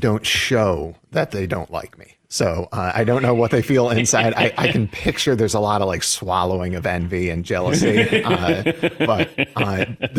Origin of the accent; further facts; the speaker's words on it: Cleveland, Ohio, United States; Oh, my! In my hometown, Cleveland.